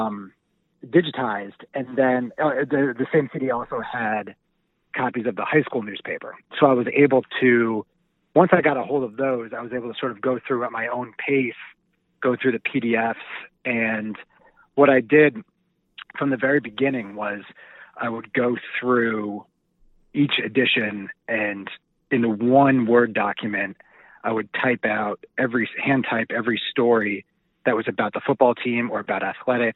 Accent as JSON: {"language": "English", "region": "New York", "country": "United States", "tie": "born or raised there", "said": "I grew up in New York"}